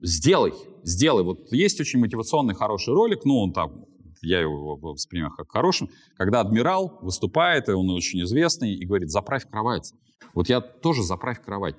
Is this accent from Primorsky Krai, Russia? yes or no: no; Moscow, Russia; я как москвич четвертом поколении